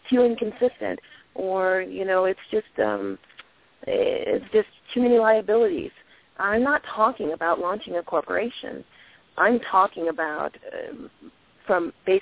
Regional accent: Washington, District of Columbia, United States; I grew up in Washington, D.C.

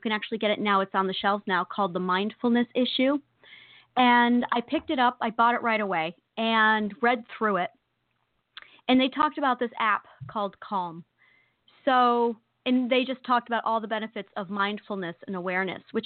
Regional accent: New York, United States; I'm a New Yorker

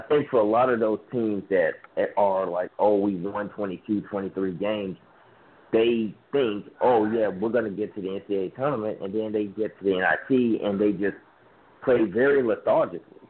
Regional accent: Memphis, Tennessee, United States; my hometown team, uh, my hometown Memphis Tigers

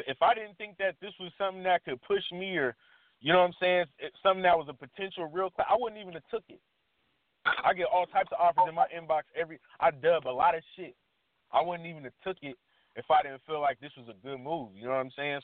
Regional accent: Washington, United States; I'm from Washington

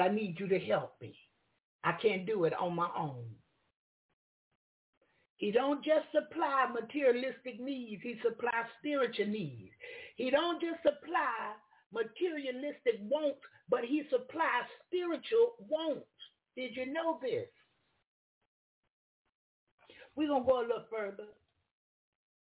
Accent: the South, United States; I'm from the South.

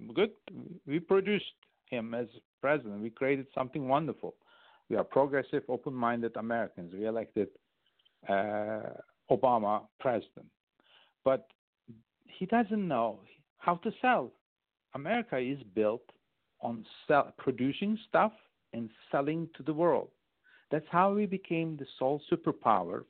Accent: Turkey; first language Turkish; English is a second language; now in United States; English is my third language. French is my second I went to boarding school, and Turkish is my first

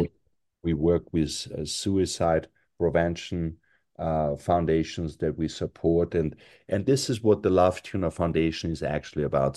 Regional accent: Austria; moved away; I'm European, 'cause I was born in Europe, raised in Europe, and, uh, I was raised in Austria

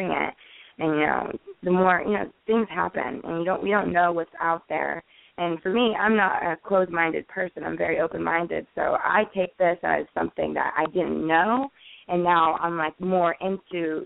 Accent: West Palm Beach, Florida, United States; I grew up in West Palm Beach.

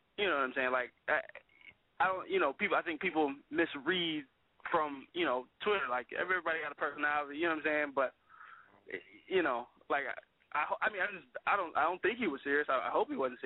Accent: Pasadena, California, United States; I'm from Pasadena, California, born and raised

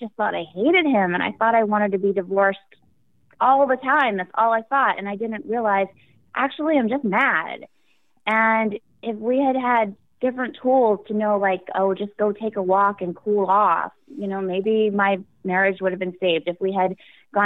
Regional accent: Maine, United States; I'm from Maine, and I grew up as an only child

